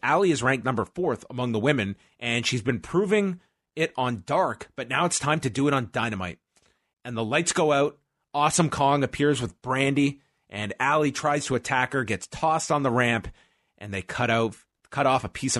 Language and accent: English; Long Island, New York, United States; We're both from Long Island.